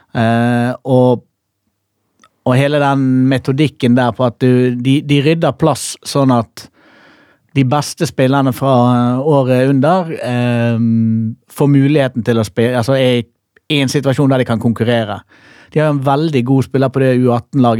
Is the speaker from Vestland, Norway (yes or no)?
yes; Bergen, Vestland, Norway; Jeg er jo fra Bergen.